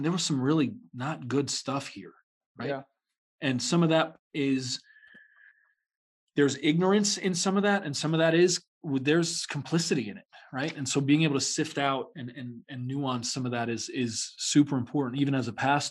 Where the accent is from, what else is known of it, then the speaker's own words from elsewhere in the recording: New York City, New York, United States; I grew up in New York City